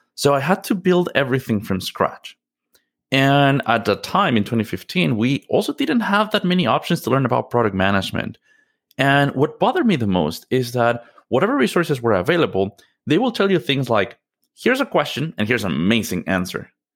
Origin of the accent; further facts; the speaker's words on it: Mexico City, Mexico; moved away; I'm originally from Mexico. Mexico City is home for me